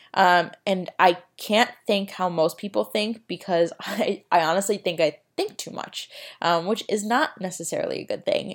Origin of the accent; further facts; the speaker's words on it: Chicago, Illinois, United States; moved away as an adult; also born or lived in Arizona; I'm from Chicago